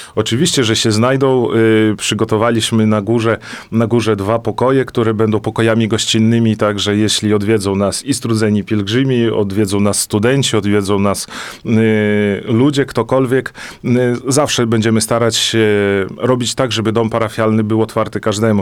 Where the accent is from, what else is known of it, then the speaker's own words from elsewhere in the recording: Gródek, Podlaskie Voivodeship, Poland; moved away as an adult; also born or lived in Olsztyn; now in Juszkowy Gród, Poland; Urodziłem się tutaj na Podlasiu, mieszkałem w Grudku, gdzie była znaczna większość prawosławnych